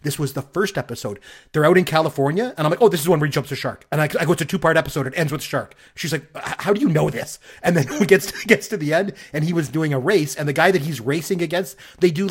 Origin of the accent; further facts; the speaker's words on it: Canada; I'm from Canada